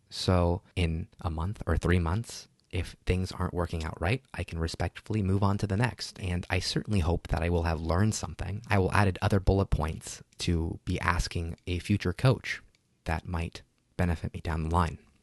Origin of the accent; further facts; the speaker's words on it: Burbank, California, United States; my hometown of Burbank.